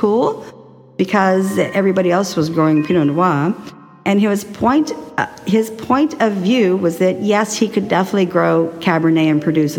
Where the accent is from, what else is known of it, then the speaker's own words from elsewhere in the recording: Texas, United States; also born or lived in New York; now in Florida, United States; I was raised in Texas and now I live in Florida, relocated from 29 years in New York